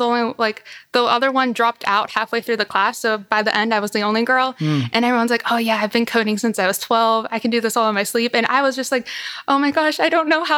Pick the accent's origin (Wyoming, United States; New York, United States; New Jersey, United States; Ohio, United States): Ohio, United States; Youngstown; also born or lived in California; now in Columbus, United States; I was born in California, but I moved here when I was 5. So I'm pretty much from Ohio.